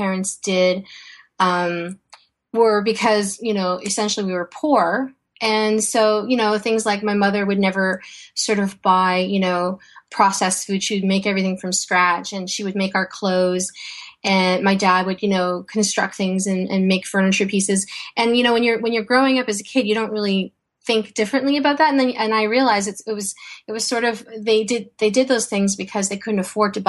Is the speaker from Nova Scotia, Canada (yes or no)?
no; Toronto, Ontario, Canada; also born or lived in Vientiane, Laos; I was born in Vientiane, Laos, which is a small country in Southeast Asia near Thailand. And I was I came to Canada when I was 4 years old, and my parents chose Toronto